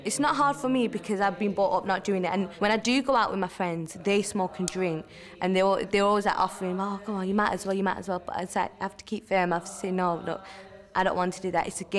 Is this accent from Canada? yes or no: no; United Kingdom; Being a British Indian